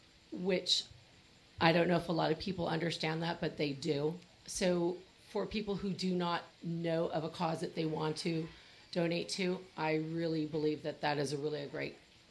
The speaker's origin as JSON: {"language": "English", "town": "Riverside", "region": "California", "country": "United States", "said": "I'm from here from Riverside."}